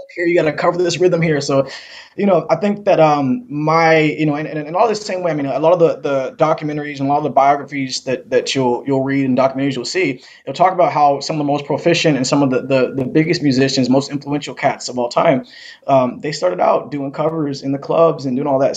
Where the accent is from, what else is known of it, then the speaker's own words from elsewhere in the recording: Seattle, Washington, United States; to grow up here